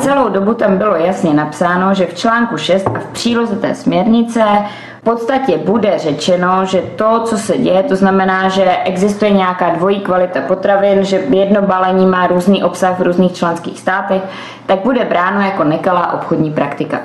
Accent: Czechia

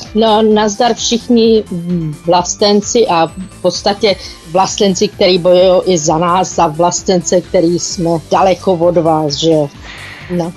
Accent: Czechia; moved away as an adult; now in South Africa; já jsem byla ve městě, kde jsem teda jako č Čech byla úplně, úplně sama

